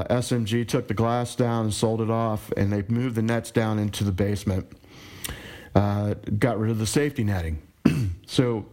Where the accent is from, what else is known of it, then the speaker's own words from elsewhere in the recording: Richmond, Virginia, United States; I grew up here in Richmond.